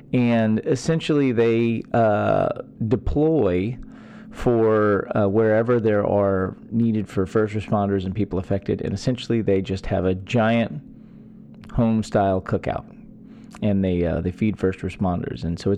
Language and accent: English; Texas, United States; born or raised there